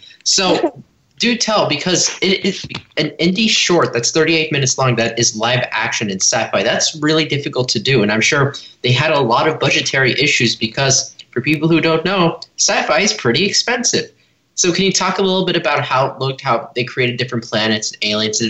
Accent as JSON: {"language": "English", "town": "Los Angeles", "region": "California", "country": "United States", "said": "Hey, welcome back. … from Los Angeles, and you're listening to Kids First Coming Attractions."}